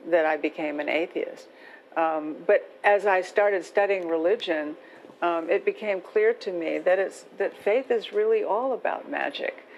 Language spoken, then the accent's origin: English; the South, United States; when I'm growing up in the South